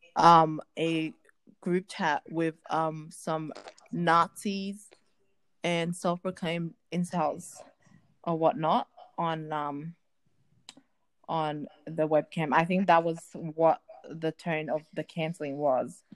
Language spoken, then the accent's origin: English; Australia; I'm an Australian girl, like an African Australian